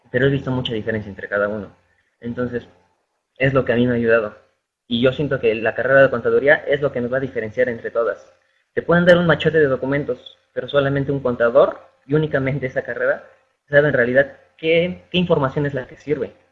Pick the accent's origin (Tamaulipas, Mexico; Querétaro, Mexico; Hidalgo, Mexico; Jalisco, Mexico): Hidalgo, Mexico; Pachuca; Soy de Pachuca Hidalgo y el corporativo está aquí aquí mismo.